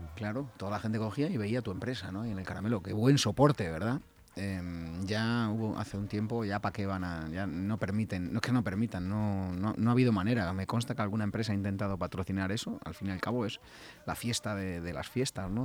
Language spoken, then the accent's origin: Spanish; Leganés, Community of Madrid, Spain; Así somos los de Leganés